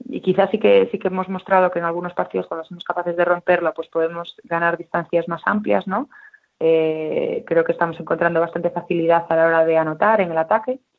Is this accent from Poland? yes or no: no; Ferrol, Galicia, Spain; born there; Bueno, yo nací en Ferrol y le tengo un cariño enorme a, esa ciudad, ¿no? Porque además me trae muchísimos recuerdos, buenos recuerdos de la infancia.